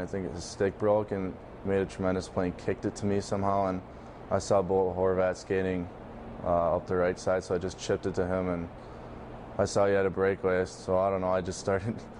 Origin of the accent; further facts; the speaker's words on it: Minnesota, United States; moved away as an adult; also born or lived in North Dakota / Vancouver; growing up in Minnesota and then going to play North Dakota, and now hopefully Vancouver